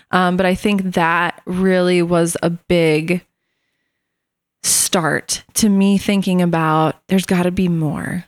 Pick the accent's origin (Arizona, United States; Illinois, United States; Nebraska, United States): Illinois, United States; Morris; I was born and raised in Morris, Illinois.